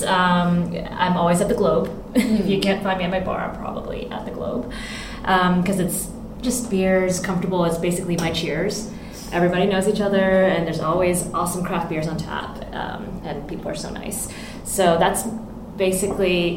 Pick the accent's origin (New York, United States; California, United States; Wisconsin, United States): California, United States; moved away as an adult; now in Hong Kong; Well, my family's from here. I was born in California, but I've lived here pretty much after I graduated from college in California.